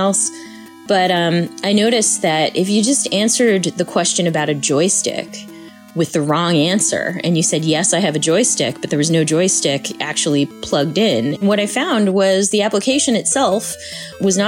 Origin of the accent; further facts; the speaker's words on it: Boston, Massachusetts, United States; I grew up with in Boston